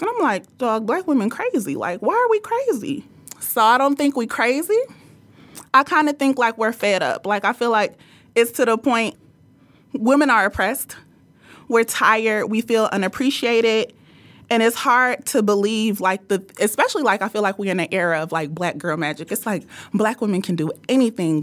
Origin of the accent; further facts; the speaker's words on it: Nigeria; I'm Nigerian